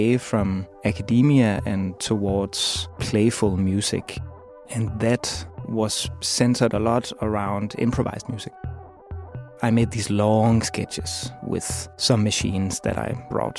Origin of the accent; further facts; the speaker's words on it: Copenhagen, Capital Region of Denmark, Denmark; I'm from Copenhagen, Denmark